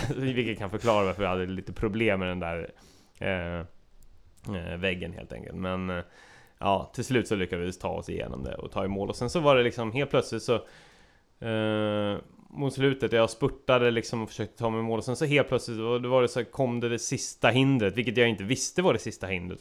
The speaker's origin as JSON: {"language": "Swedish", "country": "Sweden", "said": "jag var eh, gäst från Sverige"}